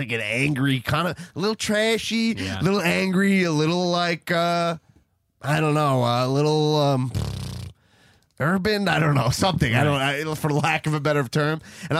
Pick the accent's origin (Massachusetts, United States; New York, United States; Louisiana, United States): New York, United States; Long Island; I'm from Long Island, not Staten Island.